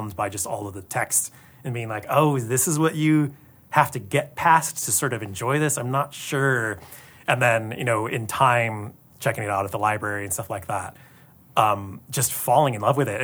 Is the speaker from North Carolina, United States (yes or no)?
no; Tacoma, Washington, United States; now in Los Angeles, United States; I grew up in Tacoma, not far from here